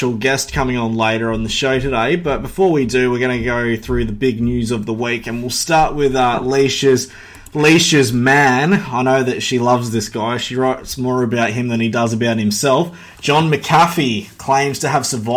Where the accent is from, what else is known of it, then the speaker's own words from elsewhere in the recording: Australia; I'm Australian